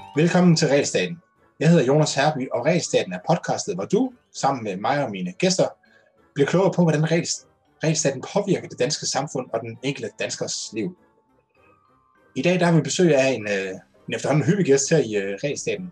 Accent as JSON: {"language": "Danish", "area": "North Jutland", "region": "North Denmark Region", "country": "Denmark", "said": "jeg er jo selv fra Nordjylland"}